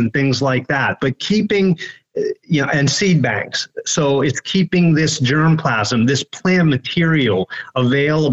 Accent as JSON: {"language": "English", "region": "Western Maryland", "country": "United States", "tie": "born or raised there", "said": "I grew up in Western Maryland"}